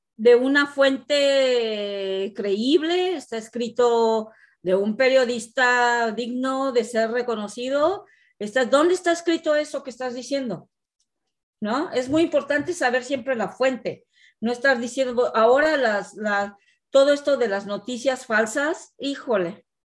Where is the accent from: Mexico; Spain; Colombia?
Mexico; also born or lived in Mexico City; now in Canada; somos mexicanos y queremos a nuestro México